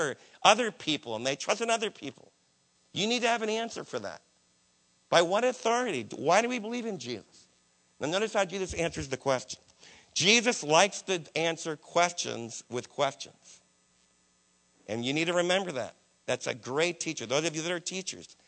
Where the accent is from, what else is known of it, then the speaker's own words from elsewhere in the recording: New Jersey, United States; My Jewish friends that I was raised with in New Jersey